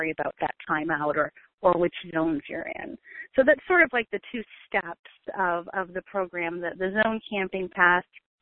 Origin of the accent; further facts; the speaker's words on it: Maine, United States; moved away as an adult; we're from Maine originally, so we launched out of Maine in New England in the summer